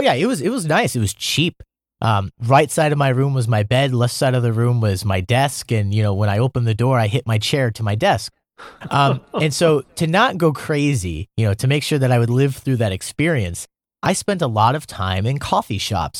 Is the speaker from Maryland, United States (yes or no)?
no; Iowa, United States; moved away as an adult; now in Seoul, South Korea; I'm from the Midwest. I'm from Iowa, born and raised, you know, small town.